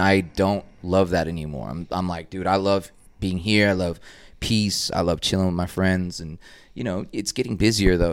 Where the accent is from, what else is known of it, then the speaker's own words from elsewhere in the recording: Dallas, Texas, United States; also born or lived in Boston / New York; grew up east of White Rock, but this is my hood